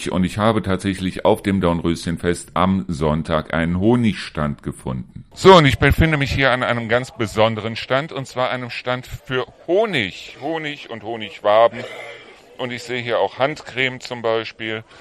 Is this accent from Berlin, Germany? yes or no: no; Neuss, North Rhine-Westphalia, Germany; Also ich komme selber aus Neuss